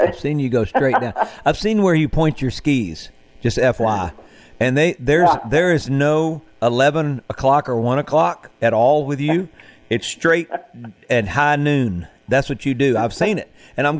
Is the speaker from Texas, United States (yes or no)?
no; Mississippi Delta, United States; I'm from the Mississippi Delta